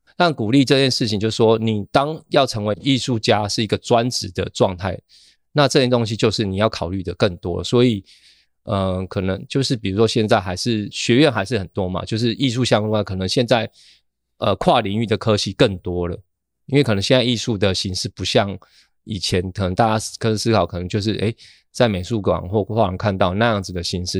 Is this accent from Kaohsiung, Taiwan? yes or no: yes; Kaohsiung, Taiwan; now in Taipei, Taiwan; 我老家其实就在高雄桥头这样子